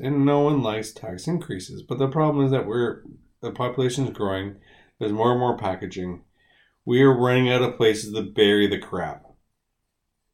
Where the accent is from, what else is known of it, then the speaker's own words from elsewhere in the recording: Winnipeg, Manitoba, Canada; moved away as an adult; I'm from Winnipeg.